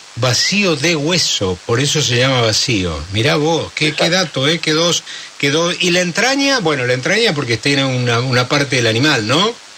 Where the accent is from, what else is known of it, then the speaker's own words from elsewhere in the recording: Argentina; Nosotros los argentinos